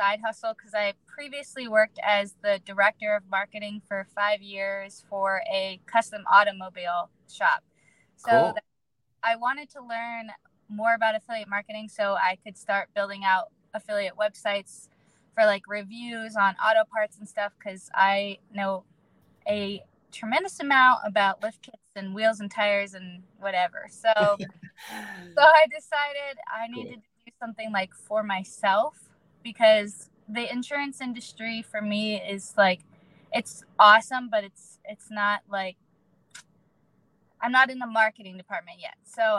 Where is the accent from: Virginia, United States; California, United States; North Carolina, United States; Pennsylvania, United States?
Pennsylvania, United States; Erie; Yeah, Erie, Pennsylvania.